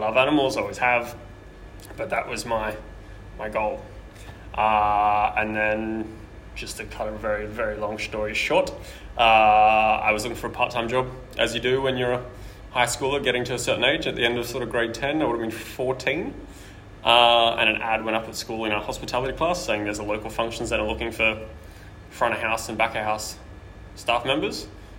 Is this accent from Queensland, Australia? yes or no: yes; Brisbane, Queensland, Australia; now in Sydney, Australia